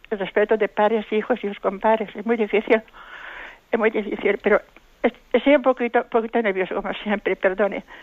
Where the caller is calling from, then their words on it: Valencia, Valencian Community, Spain; Buenos días. … de Valencia.